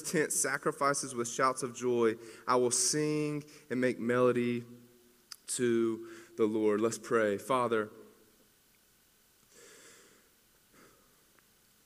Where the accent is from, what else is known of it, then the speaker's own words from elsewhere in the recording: Greenville, South Carolina, United States; now in Clemson, United States; I'm from Greenville.